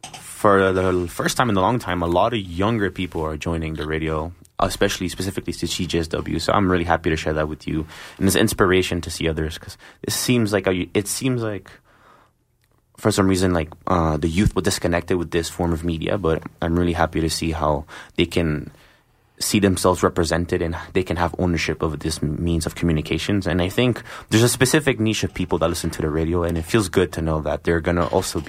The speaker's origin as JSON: {"language": "English", "region": "Northeast", "country": "United States", "tie": "born or raised there", "said": "It's just, it's the, you know, it's part of growing up in the Northeast."}